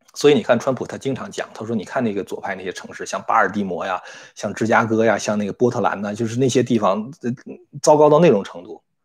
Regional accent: China; moved away as an adult; 我也是从小在中共那个洗脑之下长大的

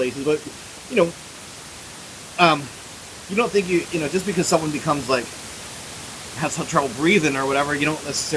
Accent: Philadelphia, Pennsylvania, United States; I grew up in Northeast Philly

